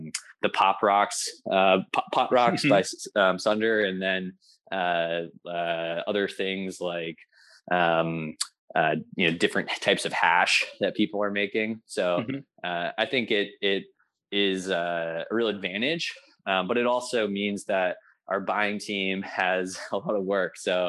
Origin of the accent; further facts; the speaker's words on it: California, United States; people ask me where I live, like, I'm a Californian, but I love it up here.